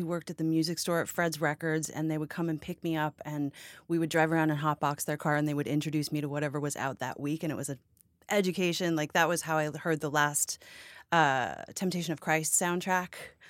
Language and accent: English; Canada; I'm Canadian.